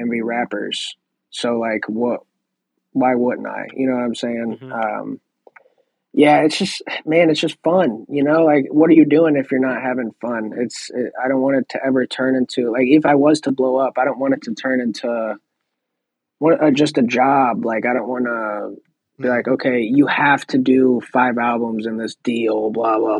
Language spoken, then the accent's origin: English; Missouri, United States; I'm from Missouri